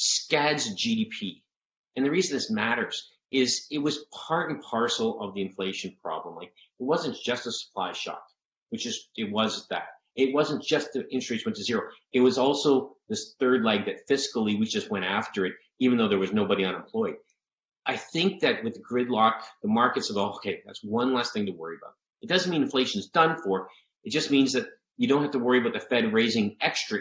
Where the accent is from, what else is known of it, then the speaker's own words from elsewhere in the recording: Canada; now in United States; I grew up in Canada, so you have to look at me as a, you know, transplant here